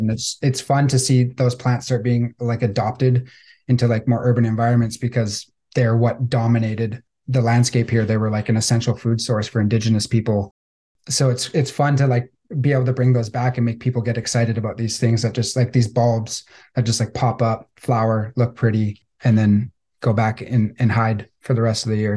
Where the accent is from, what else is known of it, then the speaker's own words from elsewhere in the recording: Victoria, British Columbia, Canada; I grew up on Vancouver Island in Victoria, British Columbia